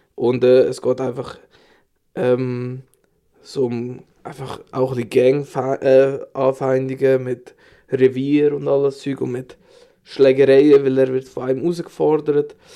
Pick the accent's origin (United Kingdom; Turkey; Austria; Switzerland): Switzerland; bei uns in der Schweiz